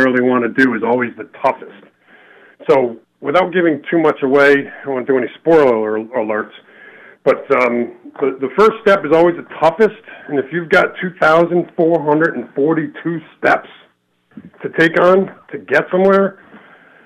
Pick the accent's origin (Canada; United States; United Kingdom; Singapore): United States; Willimantic, Connecticut; I grew up in Willimantic